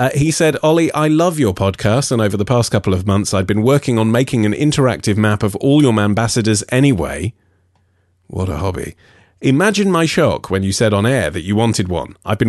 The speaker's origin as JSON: {"language": "English", "region": "Budapest", "country": "Hungary", "second_language": "English", "lives_now": "Auckland, New Zealand", "said": "I'm originally from Budapest, but I'm currently studying at the University of Auckland"}